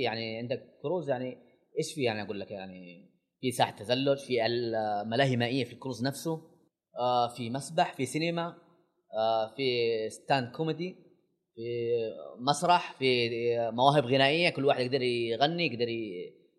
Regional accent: Saudi Arabia; أنا سعودي

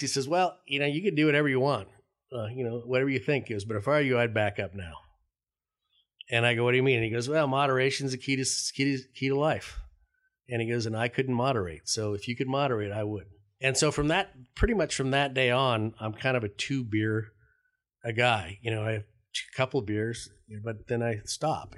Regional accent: Denver, Colorado, United States; I grew up in Denver, Colorado.

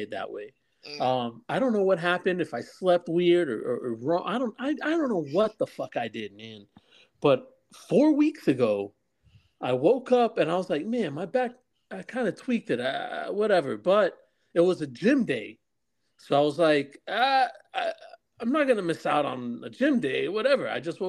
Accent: New Jersey, United States; Oh, you American? Yeah, I'm from Jersey, too.

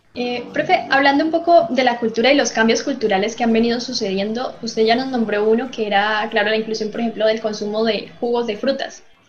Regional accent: Colombia; now in Chile; no es porque yo sea colombiana

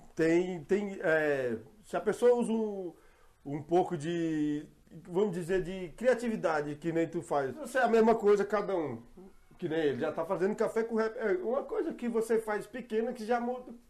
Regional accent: Ceilândia, Federal District, Brazil; moved away as an adult; now in Jardim Mangueiral, Brazil; não nego que eu sou da Ceilândia

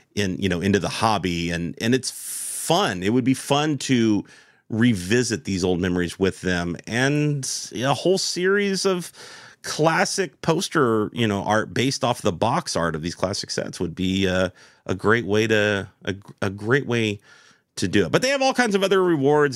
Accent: United States; as an American

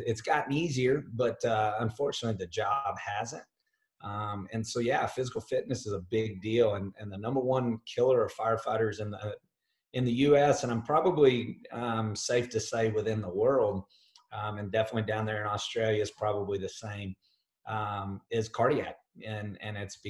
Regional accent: Dallas, Texas, United States; I'm from the United States, but in Texas in particular, in the Dallas area of Texas. So, you know, that's where I call home.

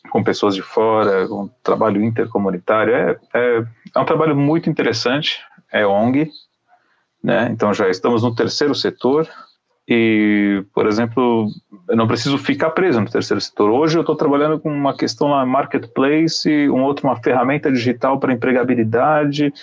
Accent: Israel; como eu sou, eu sou israelense, Uhum. Eu estudei em colégio judaico a vida inteira.

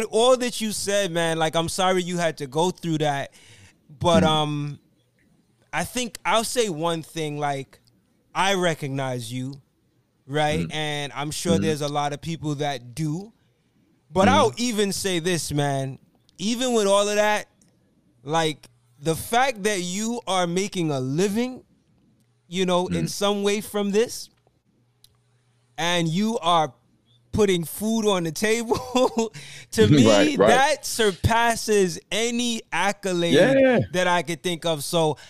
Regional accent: Brooklyn, New York, United States; And I'm from Brooklyn.

